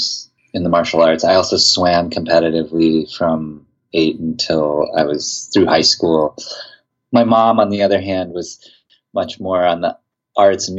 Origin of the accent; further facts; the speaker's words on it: Mankato, Minnesota, United States; I grew up in Mankato, Minnesota, which was this small town in south central Minnesota